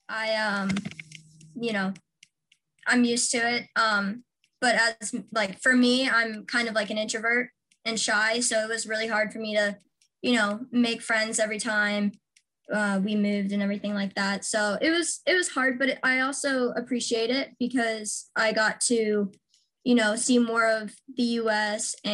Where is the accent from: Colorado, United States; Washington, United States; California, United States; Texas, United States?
Washington, United States; I am from Washington State. I'm kind of from all over, um, but Washington is where I went to high school and lived the longest